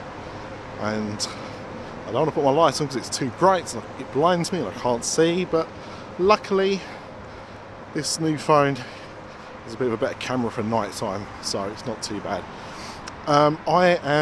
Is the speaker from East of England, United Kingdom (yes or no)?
yes; Essex, East of England, United Kingdom; I'm from Essex, that's what we do.